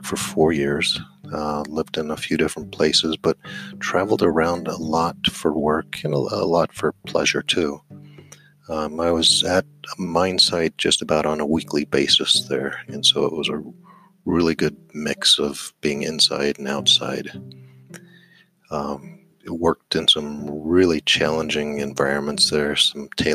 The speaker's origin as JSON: {"language": "English", "region": "Colorado", "country": "United States", "tie": "born or raised there", "also_born_or_lived": "New Mexico", "moved": "as an adult", "said": "I grew up in Colorado."}